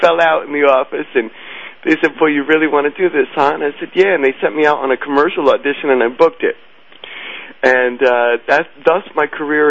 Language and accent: English; New York City, New York, United States; also born or lived in New Jersey; I went to school in the Bronx. I was born in New Jersey, and I wound up finishing school in the Bronx.